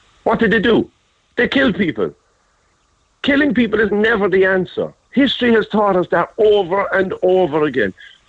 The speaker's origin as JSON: {"language": "English", "town": "Cork", "region": "Munster", "country": "Ireland", "tie": "born or raised there", "moved": "as an adult", "lives_now": "England", "said": "I was born and bred in Cork. I moved to England when I was 28, which was 20 years ago."}